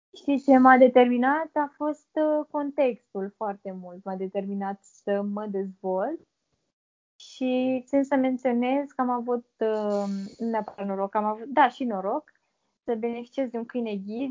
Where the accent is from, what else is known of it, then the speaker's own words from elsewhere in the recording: Vaslui, Vaslui County, Romania; also born or lived in Târgu Frumos; în orașul în care locuiesc, sunt din Vaslui